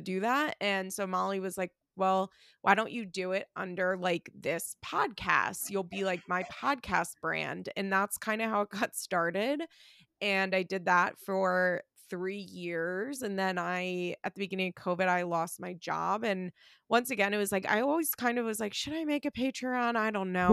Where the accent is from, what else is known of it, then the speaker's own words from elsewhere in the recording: West Chester, Pennsylvania, United States; also born or lived in Florida; I am from Westchester, Pennsylvania